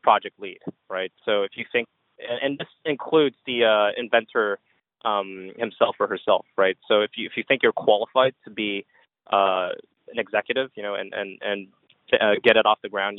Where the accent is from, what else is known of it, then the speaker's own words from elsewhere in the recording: Montreal, Quebec, Canada; I grew up in in Canada, in Montreal